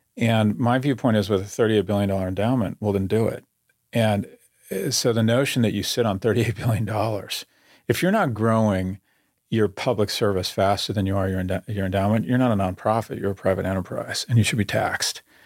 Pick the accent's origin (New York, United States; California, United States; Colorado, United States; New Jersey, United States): California, United States; I grew up in California